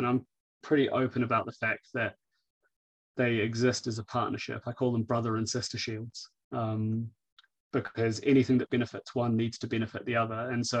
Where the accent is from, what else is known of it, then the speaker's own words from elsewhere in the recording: New Zealand; let's be honest, I'm a Kiwi.